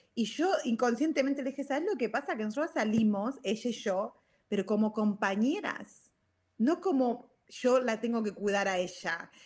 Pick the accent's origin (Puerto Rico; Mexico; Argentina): Argentina; moved away; also born or lived in Virginia / California; soy argentina